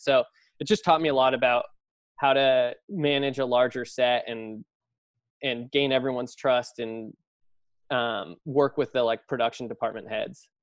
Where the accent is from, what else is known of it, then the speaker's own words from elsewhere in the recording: Los Altos, California, United States; moved away as an adult; now in New York, United States; I grew up in the Bay Area in Los Altos, um, right near Apple